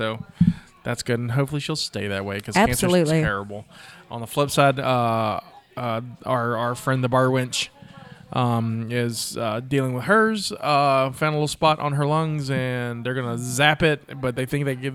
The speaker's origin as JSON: {"language": "English", "country": "United States", "said": "I'm American."}